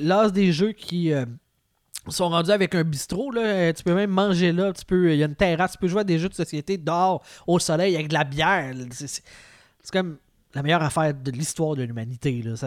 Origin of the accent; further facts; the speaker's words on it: Quebec, Canada; je viens du Lac-Saint-Jean